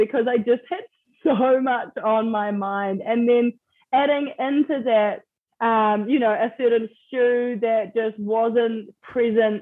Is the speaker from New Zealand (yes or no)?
yes; New Zealand; moved away; for people back home to hear my accent